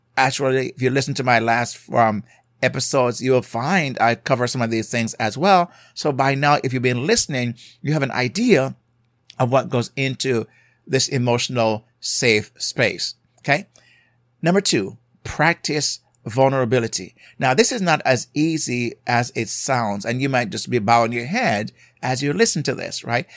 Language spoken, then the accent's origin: English; Jamaica; accent: Jamaican; I'm from a culture, as you may hear my accent from Jamaica